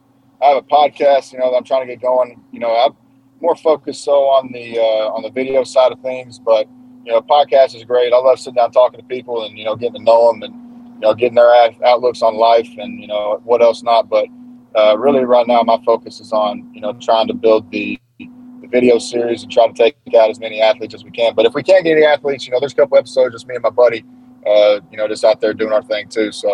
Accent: Eastern Kentucky, United States; I come from I'm from the Appalachian Mountains in Eastern Kentucky

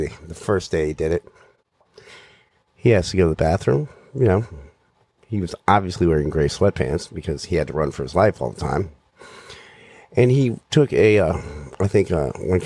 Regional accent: Danville, Virginia, United States; now in Maryland, United States; So, I grew up in Danville, Virginia. It's in southwestern Virginia, right next to North Carolina.

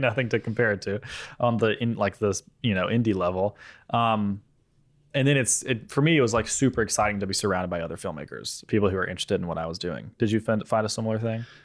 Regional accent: Mississippi, United States; moved away; we are in town in Mississippi, my hometown

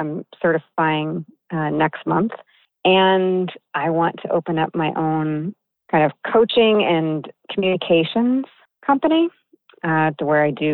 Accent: Midwest, United States; moved away as an adult; now in Los Angeles, United States; I am from the Midwest.

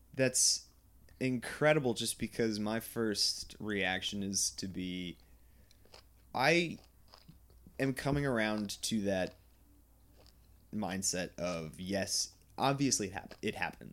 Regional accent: Goldens Bridge, New York, United States; I grew up in Westchester, New York, Golden's Bridge

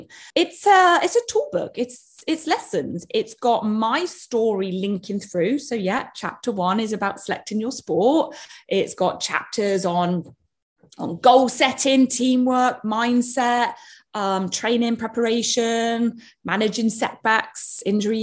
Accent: United Kingdom; I'm British

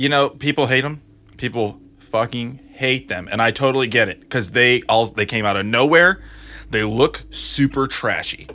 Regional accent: Grand Rapids, Michigan, United States; moved away; also born or lived in Ohio; Grand Rapids, Michigan

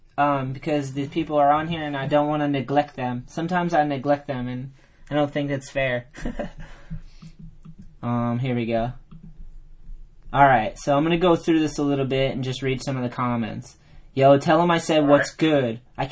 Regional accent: Massachusetts, United States; also born or lived in Southern California; I'm originally from Massachusetts. I just moved to California when I rode for Birdhouse. I lived there for 2 years in Southern California, but I've gone back and forth forever.

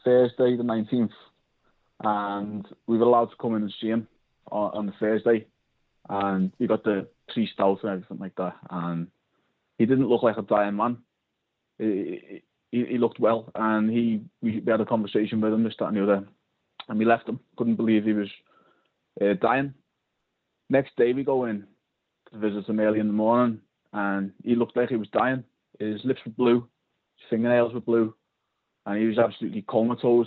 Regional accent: Liverpool, North West England, United Kingdom; now in Colchester, United Kingdom; I'm calling from Colchester, but I'm from Liverpool.

